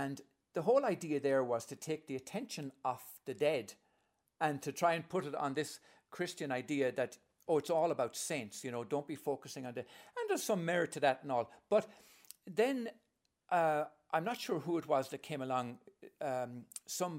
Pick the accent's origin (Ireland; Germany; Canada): Ireland; I'm coming from Holy Catholic Ireland, where I was an altar boy and I was going to be a priest